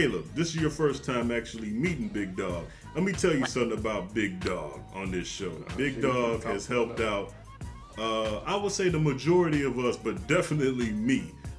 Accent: Midwest, United States; we're all from the Midwest

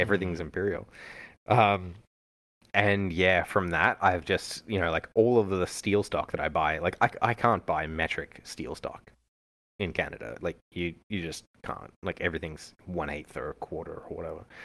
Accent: Australia; moved away; growing up in Australia, uh, yeah, everything was centimeters and kilometers

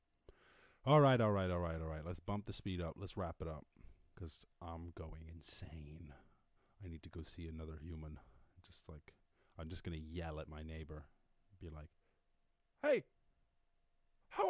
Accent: United States; being American

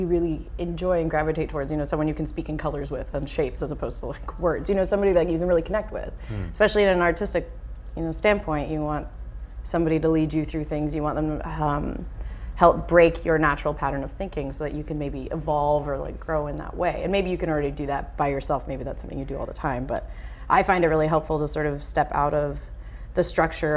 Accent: Vancouver, British Columbia, Canada; I'm still in my hometown

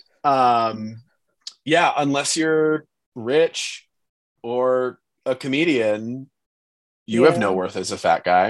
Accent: San Francisco, California, United States; I grew up in San Francisco

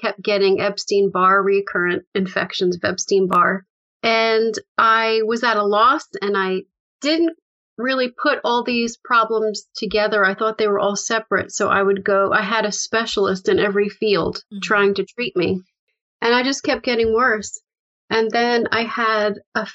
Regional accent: upstate New York, United States; also born or lived in Bronx, New York / Manhattan, New York; I grew up in the Bronx, New York. And when I was about 6, we moved upstate into a house

